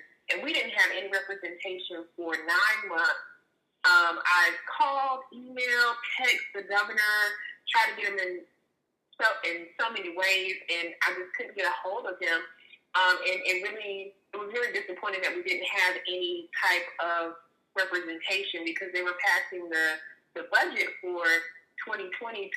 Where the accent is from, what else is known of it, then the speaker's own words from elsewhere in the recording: Jacksonville, Florida, United States; moved away as an adult; now in Pensacola, United States; So I'm originally from Jacksonville, Florida. I've been living here in Pensacola for about 9 years now